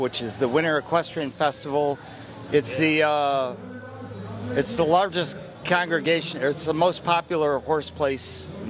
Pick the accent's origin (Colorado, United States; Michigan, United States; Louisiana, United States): Michigan, United States; West; moved away as an adult; also born or lived in Holland, Michigan; now in Key West, United States; I am from West Michigan originally.